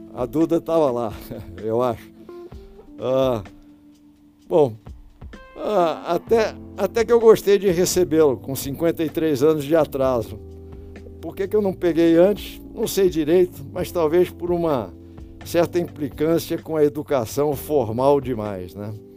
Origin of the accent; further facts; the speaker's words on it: Rio de Janeiro, Brazil; moved away; Eu nasci no Rio e dos meus 76 anos morei uns 50 anos aqui no Rio, quer dizer, então eu sou sou realmente carioca